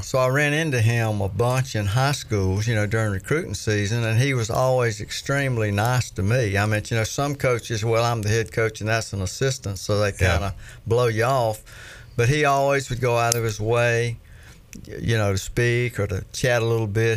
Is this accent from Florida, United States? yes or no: yes; Florida, United States; I was born and raised in Florida